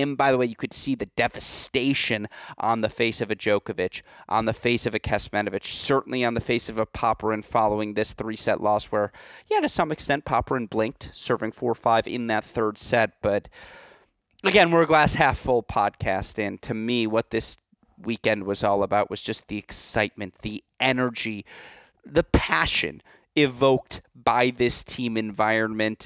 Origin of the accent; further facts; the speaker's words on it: United States; I'm American